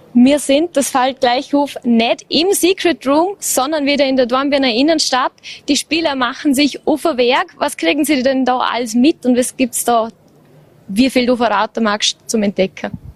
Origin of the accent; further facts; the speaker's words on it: Vorarlberg, Austria; bei uns im Ländle